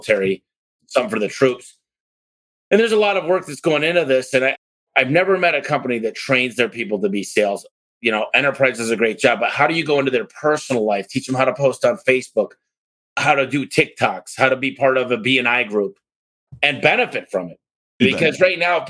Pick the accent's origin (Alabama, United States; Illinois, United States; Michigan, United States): Michigan, United States; Detroit; now in Arizona, United States; I live in Arizona, I'm from Detroit